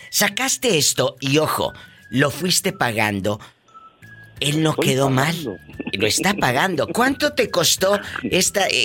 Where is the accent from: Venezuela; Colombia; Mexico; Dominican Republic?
Mexico; now in United States; cuando uno como mexicano o como latino sacamos cosas fiadas, porque es cultural.